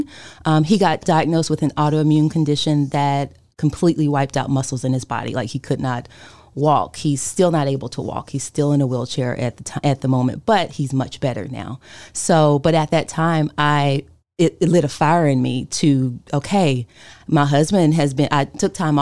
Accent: Winston-Salem, North Carolina, United States; moved away; also born or lived in Chicago; I moved here from Chicago. I'm from Winston-Salem, and I got married, so I moved back

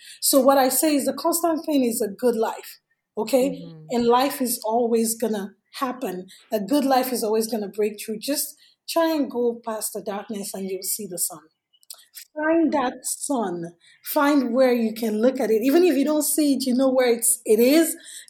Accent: Nigeria; English is a second language; moved away as an adult; now in United States; I came here from Nigeria in 2011, and I didn't have any family here. I didn't know anybody here.

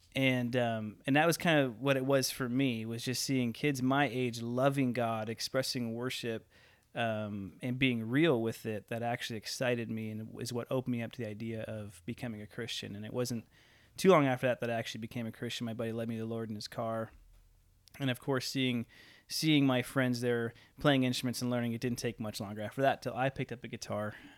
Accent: Elgin, Illinois, United States; also born or lived in Toronto; now in Orville; I grew up in Elgin, Illinois

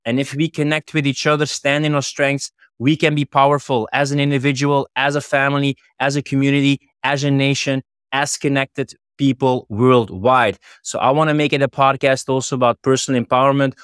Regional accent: Flanders, Belgium; moved away; I'm originally from Flanders in Belgium

